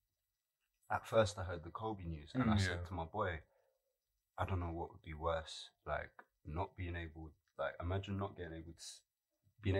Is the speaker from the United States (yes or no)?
no; London, United Kingdom; I was born and raised in South London